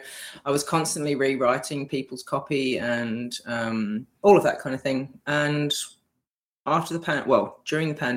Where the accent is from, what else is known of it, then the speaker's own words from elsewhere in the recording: Australia; moved away as an adult; now in United Kingdom; I'm from Australia, probably pick up from my accent.